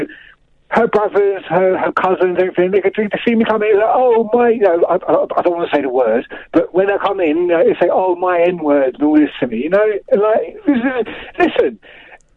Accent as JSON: {"language": "English", "region": "London", "country": "United Kingdom", "tie": "born or raised there", "said": "I grew up in West London"}